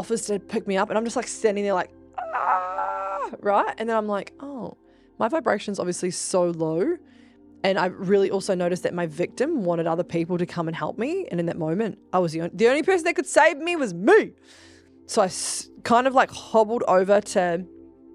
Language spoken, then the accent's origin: English; New Zealand; I'm actually from New Zealand, and I am from a tribe called Ngā Tahu